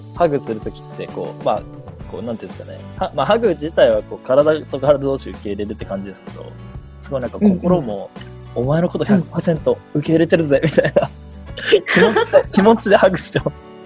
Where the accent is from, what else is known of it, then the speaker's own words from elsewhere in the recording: Tokyo, Japan; 僕は東京の葛飾区出身で